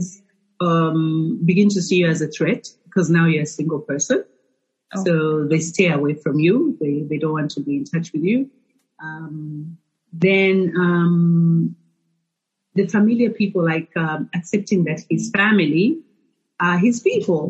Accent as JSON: {"language": "English", "town": "Lusaka", "region": "Lusaka Province", "country": "Zambia", "tie": "born or raised there", "also_born_or_lived": "Ndola", "lives_now": "Lusaka, Zambia", "said": "I was born and raised in Lusaka. I moved to Ndola when I got married."}